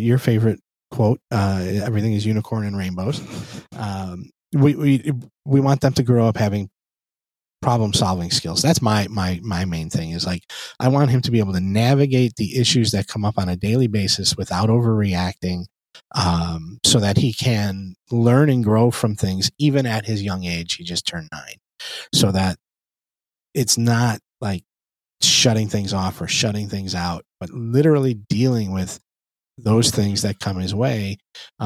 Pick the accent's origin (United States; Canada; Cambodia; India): United States; I was born and raised in the States